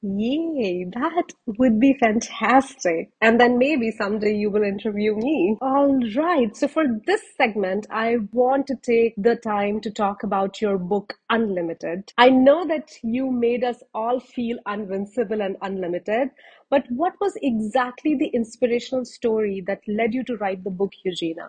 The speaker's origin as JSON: {"language": "English", "country": "India", "moved": "as an adult", "lives_now": "Canada", "said": "I moved back from Canada to India to get married"}